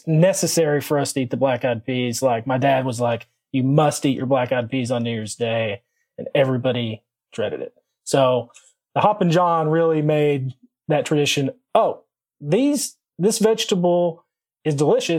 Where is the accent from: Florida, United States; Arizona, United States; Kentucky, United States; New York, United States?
Kentucky, United States; Corbin; So I was born and raised in Southeastern Kentucky, really close to the Tennessee, Virginia, like tri-state area there, a small town called Corbin